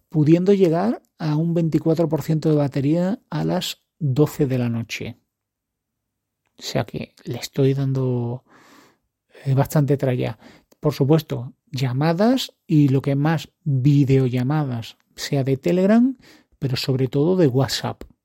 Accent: Spain; yo soy español

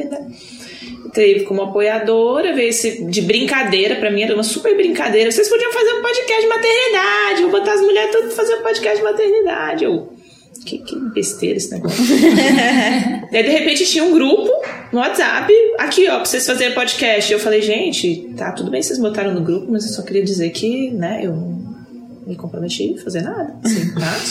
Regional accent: Brasília, Federal District, Brazil; Sou de Brasília e estou em Florianópolis.

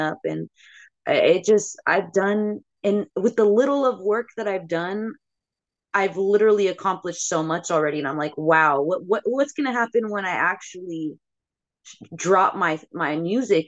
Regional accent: Bay Area, California, United States; the freaking legends that I grew up listening to in the Bay Area

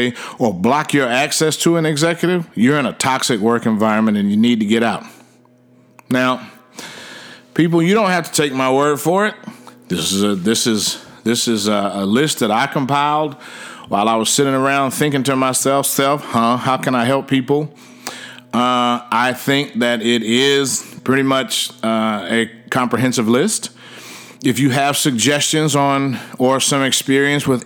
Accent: Washington, District of Columbia, United States; now in Frisco, United States; I hail from Washington, D.C., but I live in Frisco, Texas.

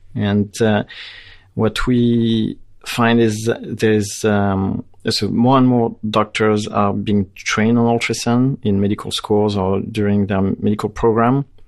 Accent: France; moved away as an adult; now in Canada; I grew up in France

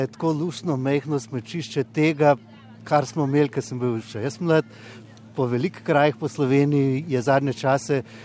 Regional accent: Ljubljana, Slovenia; sem iz Ljubljana

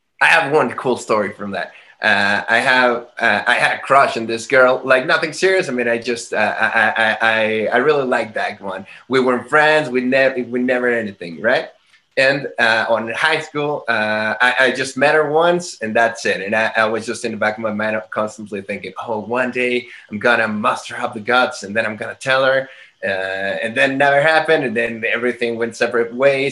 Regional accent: Guadalajara, Jalisco, Mexico; moved away as an adult; now in Mexico City, Mexico; living in Guadalajara, which is my hometown

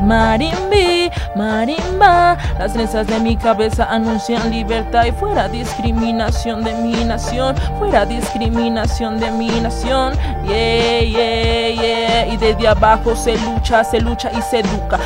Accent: Bogotá, Bogotá Capital District, Colombia; yo me crié en Usme, en la localidad quinta de Usme, al sur de la ciudad.

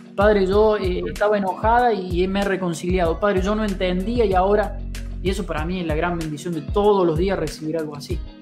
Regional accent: Río Cuarto, Córdoba, Argentina; now in Buchardo, Argentina; Yo soy cordobés, en realidad yo soy de Río Cuarto, de la ciudad de Río Cuarto, Córdoba

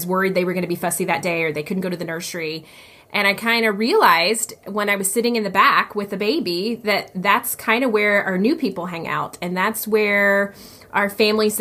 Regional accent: the South, United States; moved away; I did not grow up in church, but I grew up in the South

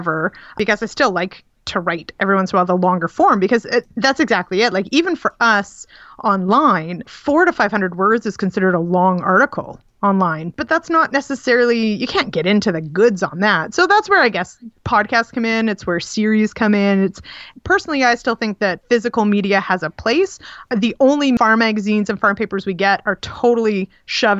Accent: Manitoba, Canada; moved away; I am from Manitoba originally. I grew up on a teeny little, really a hobby farm outside of Winnipeg

